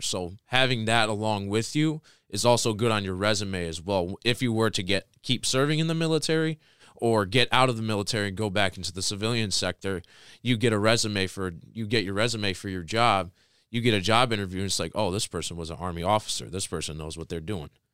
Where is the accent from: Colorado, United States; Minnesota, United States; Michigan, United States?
Michigan, United States; Tecumseh; I was born and raised in Tecumseh, Michigan my whole life.